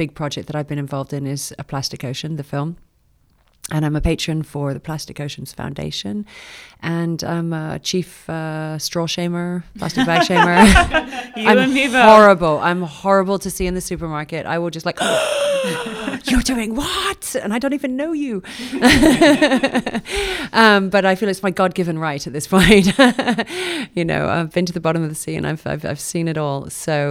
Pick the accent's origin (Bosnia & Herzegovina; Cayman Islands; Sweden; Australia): Cayman Islands; Grand Cayman; now in Austin, United States; Yes, I was born and raised in the Cayman Islands, so that's home. Apart from being an Austinite as well, been here 17 years, but born and raised in Grand Cayman and grew up in the water.